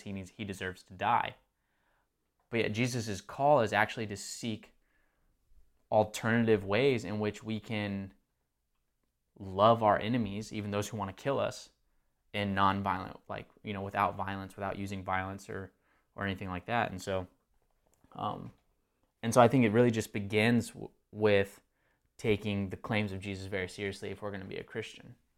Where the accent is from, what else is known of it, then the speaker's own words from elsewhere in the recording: Texas, United States; now in Marietta, Georgia, United States; born, or well, I wasn't born, um, in Texas, but grew up in Texas.